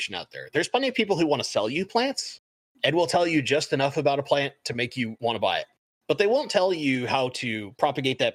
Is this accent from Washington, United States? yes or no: yes; Seattle, Washington, United States; I'm from Seattle. I love my Seahawks